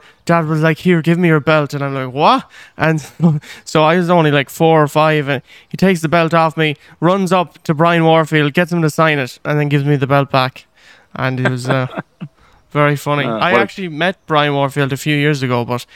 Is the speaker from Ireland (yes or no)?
yes; Ireland; even when I was growing up here, like I mentioned earlier, I didn't really embrace being Irish at all